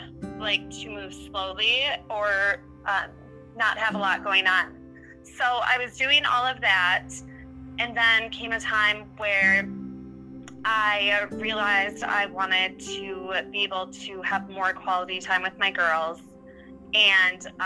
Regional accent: Minnesota, United States; also born or lived in Wisconsin; I was born in Wisconsin, but we moved to Minnesota when I was very young.

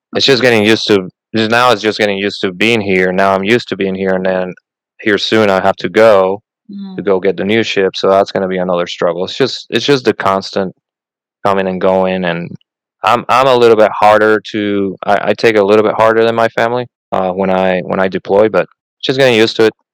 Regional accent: Puerto Rico; born or raised there; first language Spanish; English is a second language; moved away as an adult; also born or lived in Northern Michigan / California / Southeast Texas; now in Charleston, United States

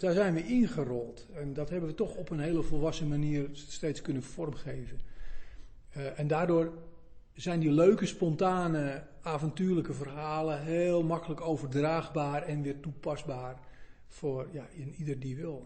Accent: Zaanstreek, North Holland, Netherlands; ik kom uit de Zaanstreek, dat was toen het grootste industriële gebied

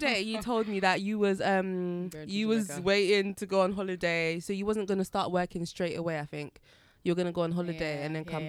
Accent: Jamaica; And then I was like, oh my gosh, I'm from Marmee Bay.

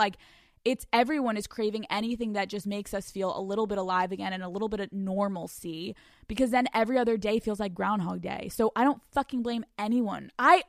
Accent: the South, United States; I'm from the South. Don't judge me.

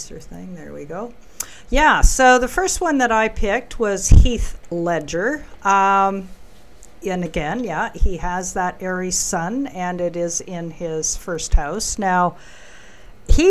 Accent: Canada; I say that as a Canadian

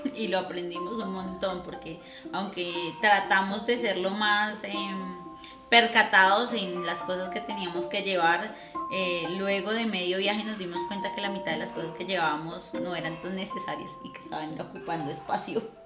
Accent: Soacha, Cundinamarca, Colombia; nosotros somos de tierra fría, nosotros somos de cerca a, Bogotá de Soacha, lo que llamarían por acá rolos

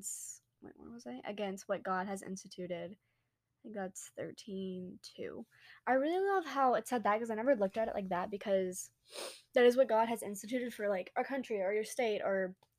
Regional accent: United States; we're from America

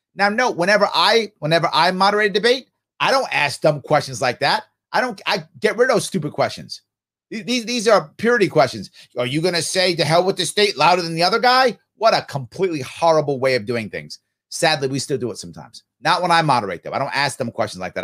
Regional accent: New York, United States; I'm a New Yorker

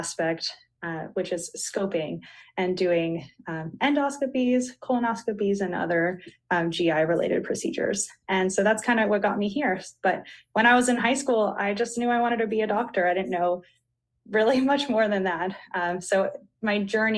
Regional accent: Florida, United States; moved away as an adult; also born or lived in Grenada / Miami, Florida; now in North Carolina, United States; I'm originally from Florida

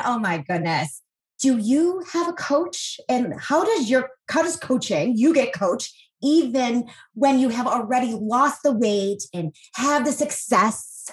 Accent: Buffalo, New York, United States; I grew up in Buffalo

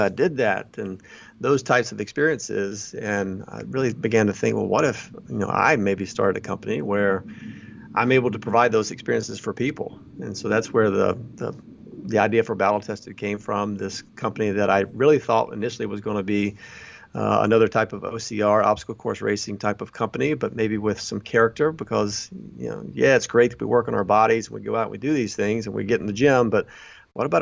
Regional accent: Alabama, United States; moved away as an adult; now in Chicago, United States; I grew up in Alabama, you know, went to college down there, a small university there, and got married and moved to Chicago

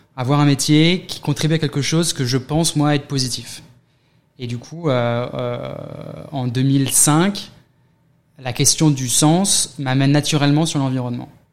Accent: near Paris, Île-de-France, France; moved away as an adult; also born or lived in London, United Kingdom; now in New York, United States; 41 ans, né à côté de Paris, quelques années à Londres, à New York depuis 7 ans

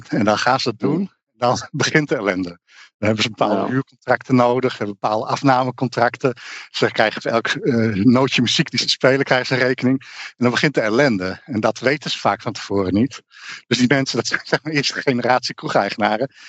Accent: Netherlands

